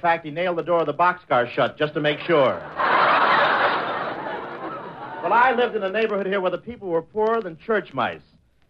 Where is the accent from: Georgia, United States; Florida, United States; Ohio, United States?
Ohio, United States; Cleveland; also born or lived in London, England; here I am in my hometown, Cleveland.